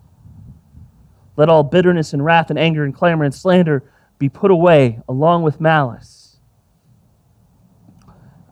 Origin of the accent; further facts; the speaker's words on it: Texas, United States; I grew up in Texas